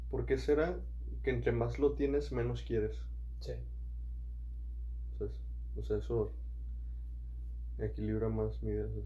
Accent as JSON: {"language": "Spanish", "region": "England", "country": "United Kingdom", "said": "Y yo soy de Inglaterra, ¿sabes?"}